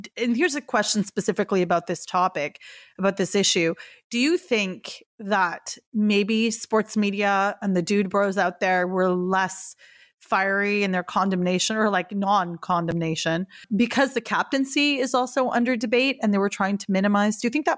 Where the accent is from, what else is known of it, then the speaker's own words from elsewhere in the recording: Canada; I grew up watching hockey, not only because I'm Canadian